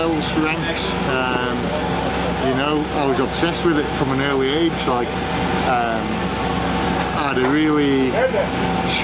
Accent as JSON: {"language": "English", "country": "Isle of Man", "said": "I come from the Isle of Man"}